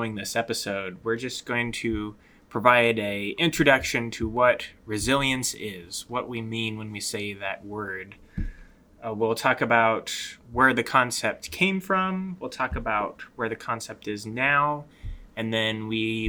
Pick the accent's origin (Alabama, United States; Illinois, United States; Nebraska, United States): Nebraska, United States; Omaha; now in Lincoln, United States; I'm originally from Omaha, Nebraska. I've been here in Lincoln for eight or so years now